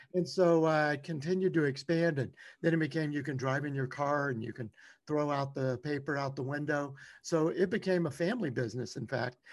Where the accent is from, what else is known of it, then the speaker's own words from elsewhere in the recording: Louisiana, United States; I grew up in Louisiana